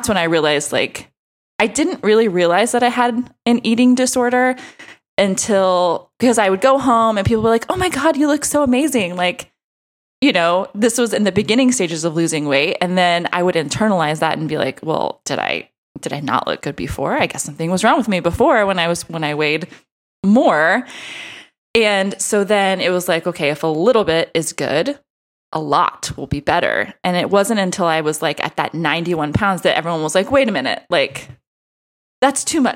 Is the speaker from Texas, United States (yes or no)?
yes; Texas, United States; I'm from Texas